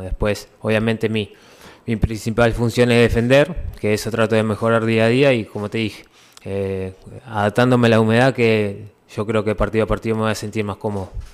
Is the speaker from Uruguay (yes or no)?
yes; Uruguay; moved away as an adult; now in Ecuador; somos uruguayos que, que bueno, salimos de muy abajo allá en el país